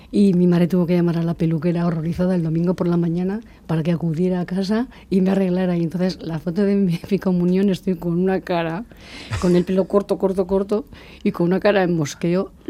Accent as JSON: {"language": "Spanish", "town": "Barakaldo", "region": "Basque Country", "country": "Spain", "tie": "born or raised there", "said": "yo llego a Baracaldo procedente de Careaga y porque nací en Careaga."}